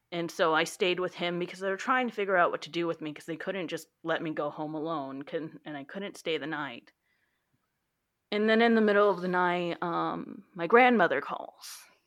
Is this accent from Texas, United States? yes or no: yes; Texas, United States; I am from Texas and I work the circulation desk at the local library